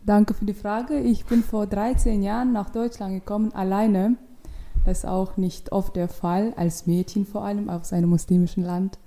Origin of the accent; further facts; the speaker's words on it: Ashgabat, Turkmenistan; accent: Russian; German is a second language; moved away as an adult; now in Berlin, Germany; Aschgabat, das ist die Hauptstadt in Turkmenistan und da komme ich her